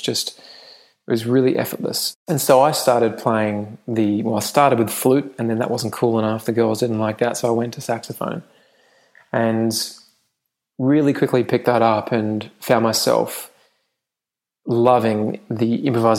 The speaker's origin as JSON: {"language": "English", "region": "England", "country": "United Kingdom", "tie": "born or raised there", "moved": "yes", "said": "I grew up in England"}